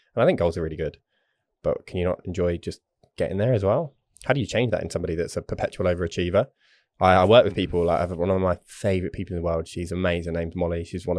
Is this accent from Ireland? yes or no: no; England, United Kingdom; Obviously I'm English